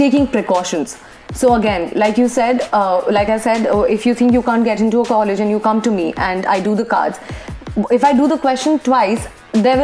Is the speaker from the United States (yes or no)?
no; Kolkata, West Bengal, India; moved away as an adult; also born or lived in Bangalore; I was born and brought up in Calcutta itself